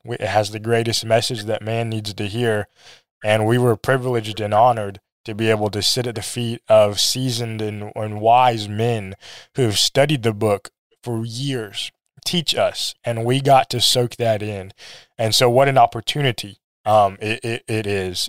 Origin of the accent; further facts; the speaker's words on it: Missouri, United States; also born or lived in South Korea / Minnesota; when I was, like, two, I think we lived, we moved to Missouri. My dad was preaching in Missouri. He preached there for, I think, almost nineteen years. Um, I grew up there